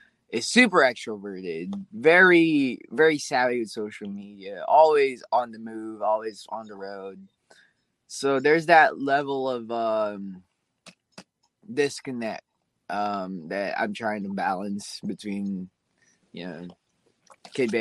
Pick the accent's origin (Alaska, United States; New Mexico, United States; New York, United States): Alaska, United States; I was from Alaska, so being stationed back in Alaska was cool